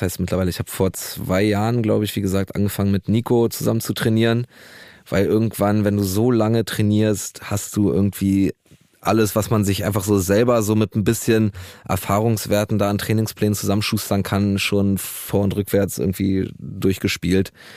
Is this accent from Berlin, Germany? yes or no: yes; Berlin, Germany; ich bin auch in Neukölln groß geworden